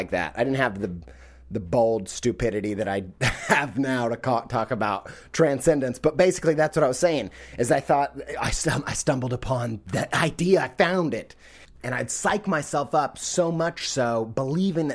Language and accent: English; United States; being an American